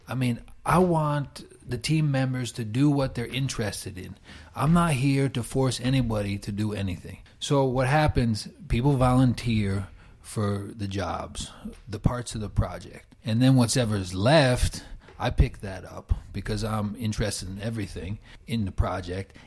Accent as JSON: {"language": "English", "region": "New York", "country": "United States", "moved": "as an adult", "lives_now": "Finland", "said": "from New York"}